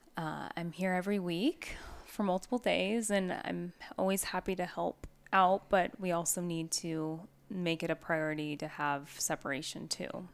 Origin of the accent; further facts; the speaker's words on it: Northwest, United States; now in Arizona, United States; I'm from the Northwest